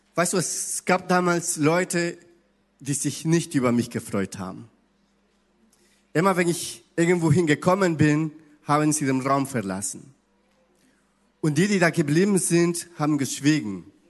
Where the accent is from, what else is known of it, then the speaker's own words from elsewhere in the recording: Ecuador; German is a second language; now in Hamburg, Germany; ich komme aus Ecuador, ich spreche Spanisch und ein bisschen Portugiesisch